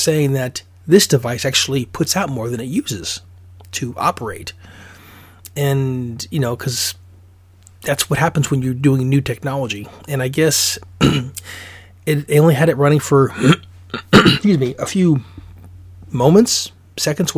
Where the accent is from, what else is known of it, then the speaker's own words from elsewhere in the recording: Alaska, United States; I'm from Alaska